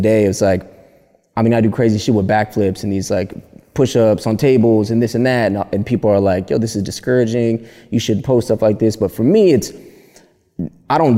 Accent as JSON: {"language": "English", "town": "Palmdale", "region": "California", "country": "United States", "tie": "born or raised there", "also_born_or_lived": "Burbank, California", "moved": "as an adult", "lives_now": "Los Angeles, United States", "said": "I grew up east side of Palmdale. East side of Palmdale, California. I was born in Burbank"}